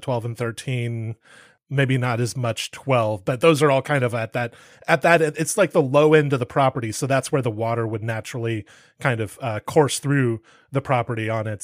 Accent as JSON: {"language": "English", "region": "California", "country": "United States", "tie": "born or raised there", "said": "I grew up in California."}